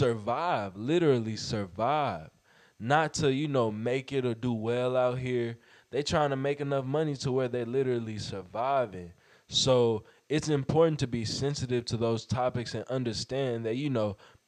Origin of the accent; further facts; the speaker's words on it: Fort Worth, Texas, United States; I'm from Fort Worth